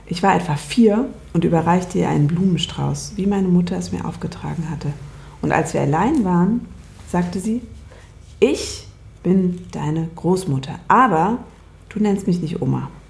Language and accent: German; Bavaria, Germany; now in Berlin, Germany; ich komme aus Bayern.